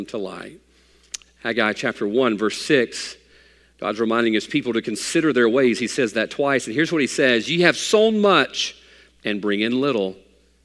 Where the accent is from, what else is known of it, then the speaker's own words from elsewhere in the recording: United States; I'm an American